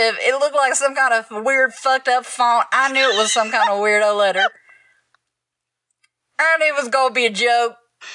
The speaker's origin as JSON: {"language": "English", "region": "Texas", "country": "United States", "said": "I'm from Texas."}